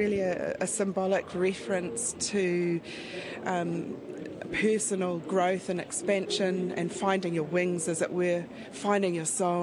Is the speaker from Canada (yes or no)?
no; Auckland, New Zealand; I was brought up in Auckland